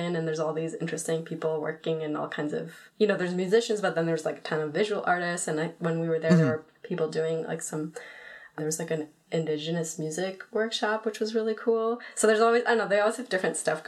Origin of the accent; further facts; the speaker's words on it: Toronto, Ontario, Canada; moved away as an adult; also born or lived in Montreal / New York; I lived there from ages 12 to 19.